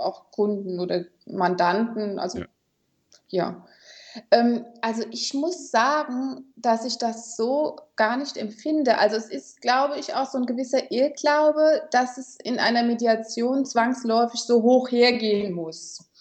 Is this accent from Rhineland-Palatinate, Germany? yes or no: yes; Kaiserslautern, Rhineland-Palatinate, Germany; ich komme aus Kaiserslautern